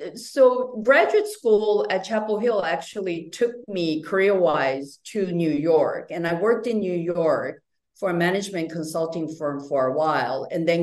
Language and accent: English; Japan; moved away as an adult; also born or lived in Taiwan / North Carolina; I'm Taiwanese American. I was actually born and raised in Japan, went back to Taiwan for college, and then went to graduate school in North Carolina.